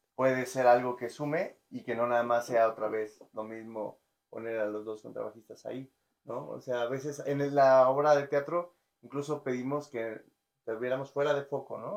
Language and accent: Spanish; Ecatepec, State of Mexico, Mexico; Yo nací y crecí en Ecatepec.